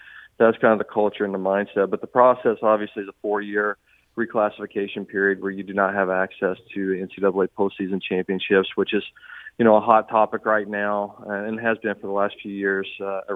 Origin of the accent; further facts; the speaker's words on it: Southern Indiana, United States; now in St. Charles, United States; I grew up in Southern Indiana, so I'm going to say Louisville.